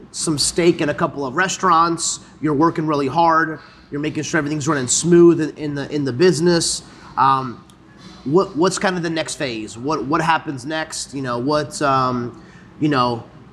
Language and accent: English; Salisbury, North Carolina, United States; I grew up in the Salisbury area